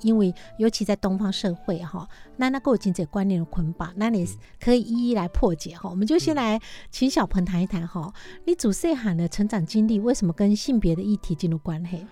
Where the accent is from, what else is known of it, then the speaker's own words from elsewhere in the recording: Changhua County, Taiwan; 小时候是在彰化的乡下长大